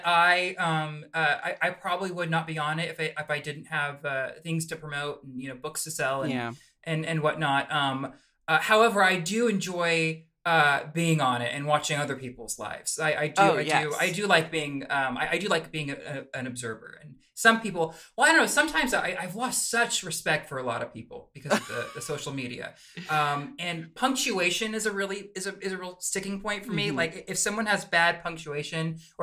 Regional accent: Clovis, California, United States; I grew up in Clovis, California, which is a very, very conservative place

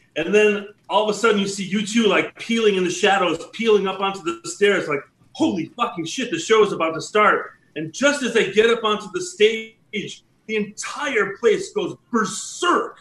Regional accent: Chicago, Illinois, United States; growing up in Chicago

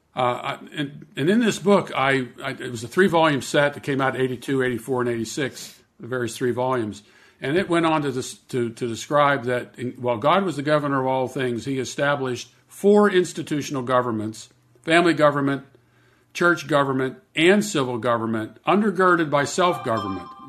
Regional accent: Pittsburgh, Pennsylvania, United States; I grew up in Pittsburgh, Pennsylvania

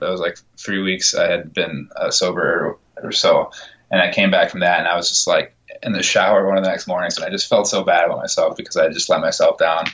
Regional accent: Minnesota, United States; moved away as an adult; also born or lived in Wisconsin; now in Boston, United States; I grew up in Minnesota

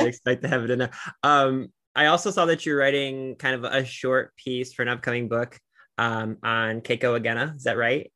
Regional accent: Cleveland, Ohio, United States; I'm from Cleveland, Ohio. I live in Northeast Ohio.

